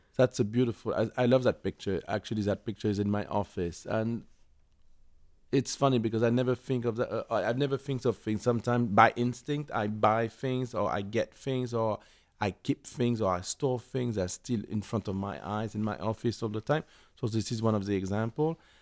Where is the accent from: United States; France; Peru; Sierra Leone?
France; Paris, Île-de-France; I was born and raised in Paris